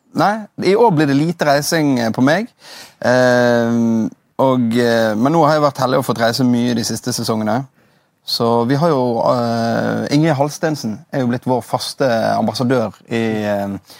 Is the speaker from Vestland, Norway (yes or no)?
yes; Bergen, Vestland, Norway; also born or lived in Osterøy / Nordhordland; Jeg er oppvokst i Loddefjord. Og det er jo eh, drabantby og asfaltjungel eh, ti minutter utenfor Bergen sentrum.